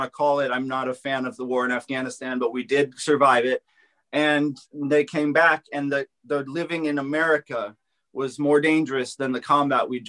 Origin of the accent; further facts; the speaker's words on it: Los Angeles, California, United States; I grew up in the Los Angeles area